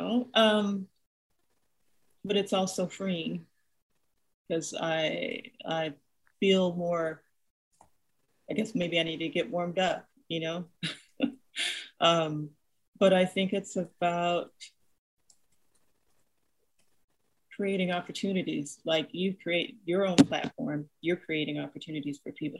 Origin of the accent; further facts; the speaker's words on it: Nigeria; moved away; the communal environment that I grew up in Nigeria